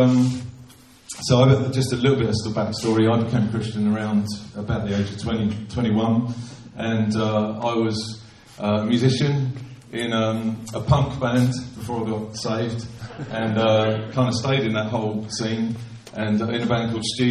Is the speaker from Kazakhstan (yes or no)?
no; London, United Kingdom; I grew up sort of around Charlton, Blackheath area